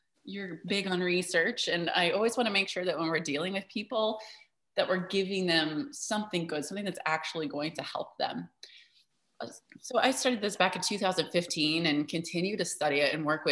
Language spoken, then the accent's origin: English; Midwest, United States; I grew up in the Midwest